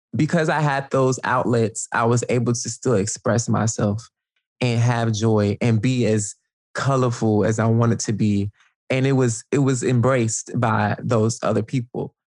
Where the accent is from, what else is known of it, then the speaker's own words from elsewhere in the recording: Atlanta, Georgia, United States; moved away as an adult; now in Brooklyn, United States; I grew up in Atlanta, Georgia